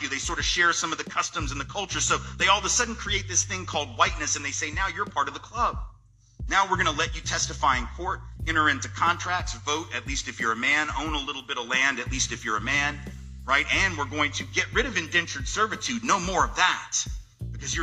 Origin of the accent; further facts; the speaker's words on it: the South, United States; I'm from the South, right? My people, the elite in my part of the country